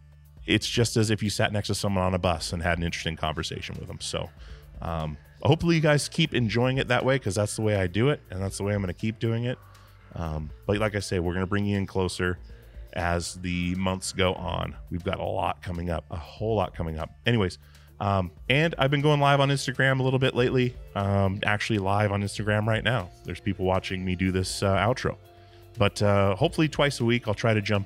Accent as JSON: {"language": "English", "region": "Alaska", "country": "United States", "tie": "born or raised there", "said": "I grew up in Alaska"}